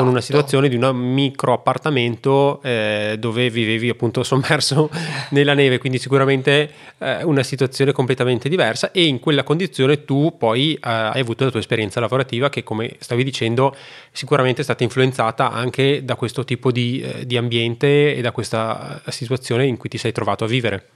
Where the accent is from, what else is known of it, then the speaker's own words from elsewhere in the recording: Italy; moved away as an adult; also born or lived in China; sono tornato poi nel mio paese